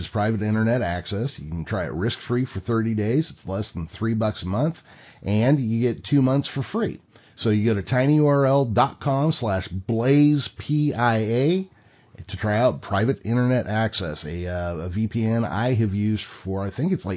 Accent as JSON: {"language": "English", "region": "California", "country": "United States", "tie": "born or raised there", "said": "I am from California. I was born here. I grew up here"}